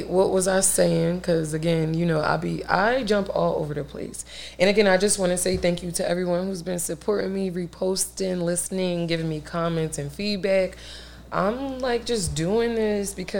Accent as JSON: {"language": "English", "town": "Philadelphia", "region": "Pennsylvania", "country": "United States", "said": "I'm from South Philly"}